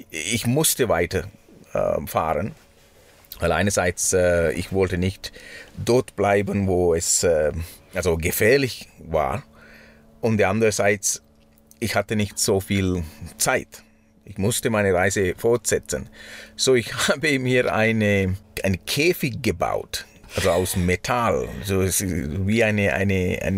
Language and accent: German; Sri Lanka; German is a second language; now in Switzerland; Ins, ja, bei uns in Sri Lanka. Das ist lustig, gell? Manchmal ich sage ich hier, wir und dann meine ich